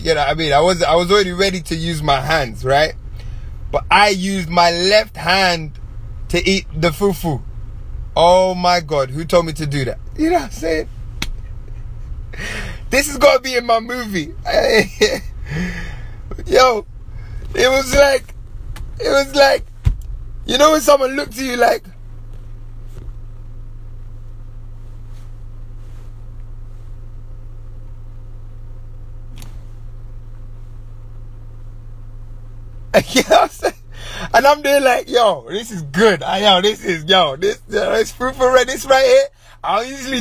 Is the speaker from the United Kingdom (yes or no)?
yes; England, United Kingdom; growing up in England and growing up in Caribbean households